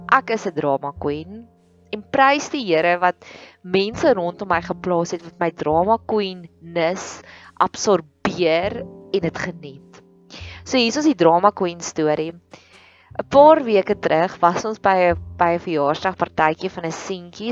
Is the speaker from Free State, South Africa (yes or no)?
yes; Welkom, Free State, South Africa; moved away as an adult; now in Pretoria, South Africa; Ons het groot geword in die Vrystaat, in Welkom, in die hartjie van die Vrystaat.